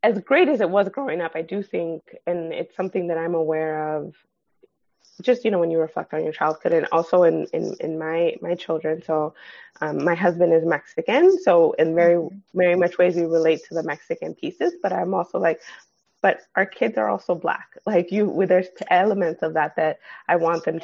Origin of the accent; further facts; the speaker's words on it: Los Angeles, California, United States; also born or lived in San Gabriel Valley / Pasadena; I grew up in the San Fernando Valley.